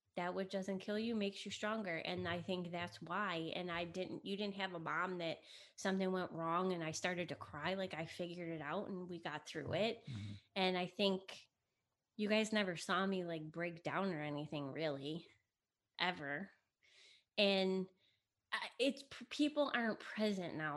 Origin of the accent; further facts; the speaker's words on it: United States; first language Italian; English is a second language; my parents were born in Italy. They got married and then they moved here. I was born in the United States, but I was first generation. I didn't speak English till I went to kindergarten